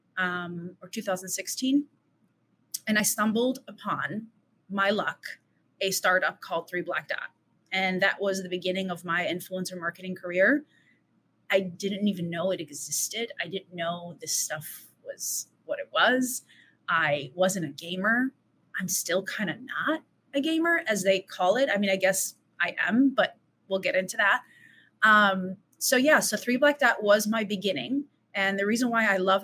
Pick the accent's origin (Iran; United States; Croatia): United States; Chicago, Illinois; moved away as an adult; now in Los Angeles, United States; born and raised in Chicago, first generation Assyrian